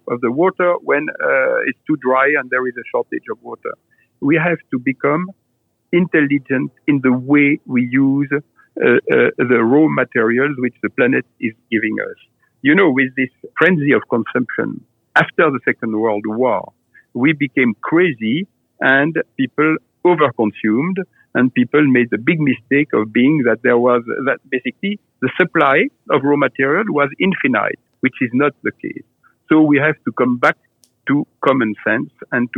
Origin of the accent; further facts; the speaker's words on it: Nuits-Saint-Georges, Burgundy, Bourgogne-Franche-Comté, France; I was born in Louis-Saint-Georges in Burgundy